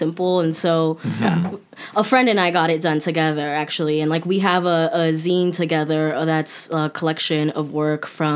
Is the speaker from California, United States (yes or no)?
yes; Los Angeles, California, United States; I am from Pacoima. I was born in the valley and raised in Pacoima